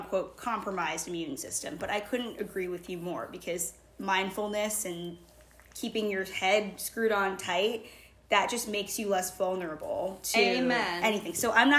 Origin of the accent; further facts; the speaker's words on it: Boston, Massachusetts, United States; I grew up in Boston, Massachusetts